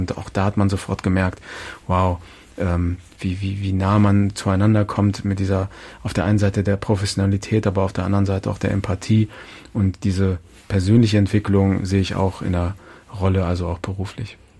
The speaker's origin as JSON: {"language": "German", "town": "Hildesheim", "region": "Lower Saxony", "country": "Germany", "tie": "born or raised there", "said": "aus der Nähe meiner Heimatstadt Hildesheim"}